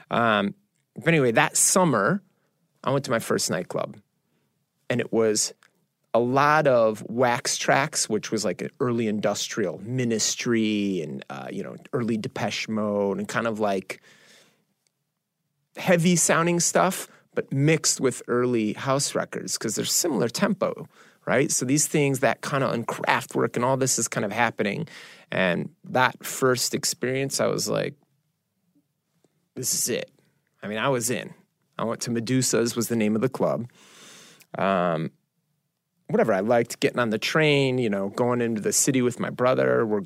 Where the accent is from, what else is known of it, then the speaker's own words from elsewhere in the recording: Chicago, Illinois, United States; I, I think, look, I, I'm growing up in Chicago.